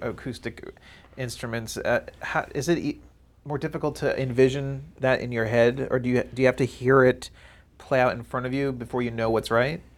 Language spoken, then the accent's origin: English; Maryland, United States; moved away; I'm from the East Coast, I'm from Maryland